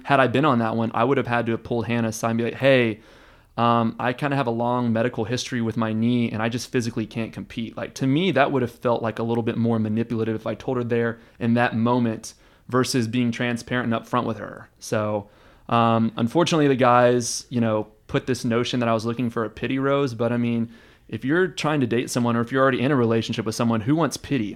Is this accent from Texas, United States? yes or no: yes; Houston, Texas, United States; now in Austin, United States; I was born and raised in Houston